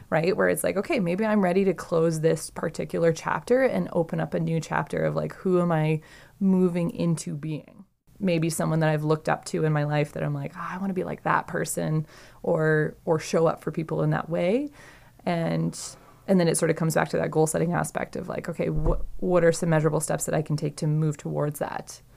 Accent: Saskatchewan, Canada; I'm from Saskatchewan

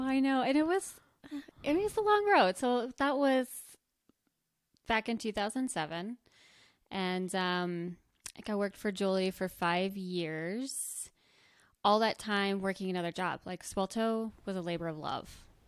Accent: rural New Jersey, United States; now in Bozeman, United States; Grew up, born and raised in New Jersey, rural New Jersey.

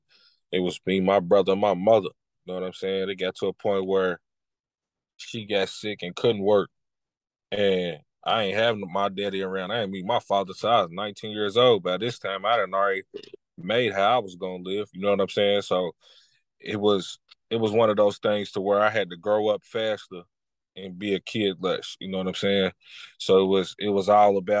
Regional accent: Lexington, Kentucky, United States; I'm from Lexington, Kentucky as well. I'm 34 years old. You know what I'm saying? Born and raised here, but been a lot of places.

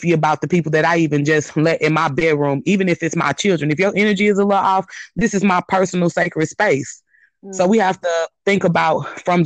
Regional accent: St. Louis, Missouri, United States; I am from St. Louis, Missouri, and just to give you a little bit of background about myself, living in Missouri most of my life

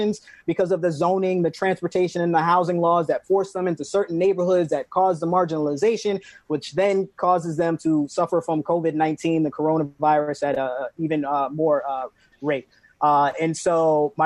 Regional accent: New York City, New York, United States; moved away; also born or lived in Washington, D.C.; growing up in New York City

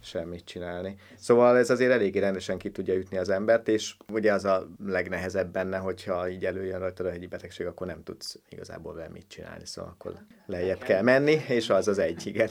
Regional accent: Hungary; én a Börzsönyben nőttem föl.

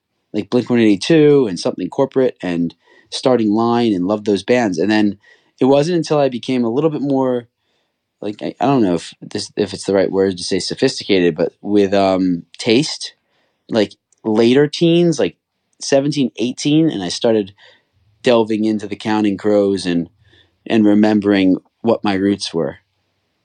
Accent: Cherry Hill, New Jersey, United States; I grew up in Cherry Hill, in Cherry Hill, New Jersey, right outside of Philadelphia.

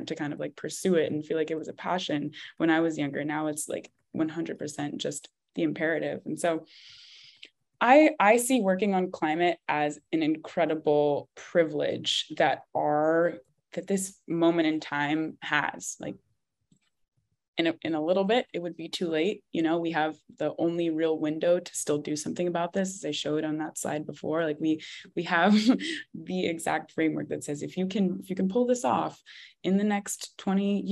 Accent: California, United States; I grew up in California

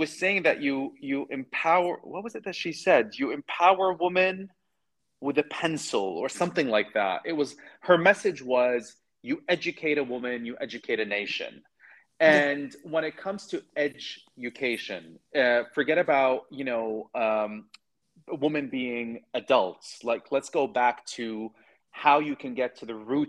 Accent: Sweden; moved away; I grew up in Sweden.

